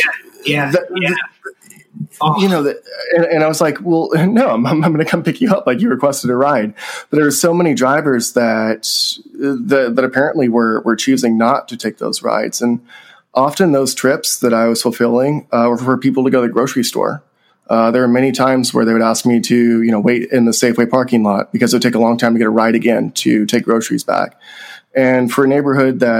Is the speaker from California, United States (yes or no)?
yes; Central Valley, California, United States; my hometown, which is in Central Valley, California